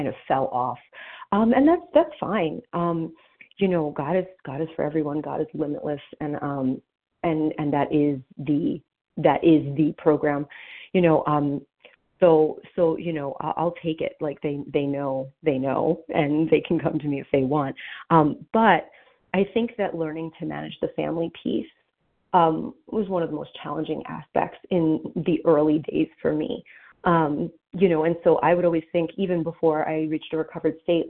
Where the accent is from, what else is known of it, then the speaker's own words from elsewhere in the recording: New Jersey, United States; now in Pennsylvania, United States; I'm from New Jersey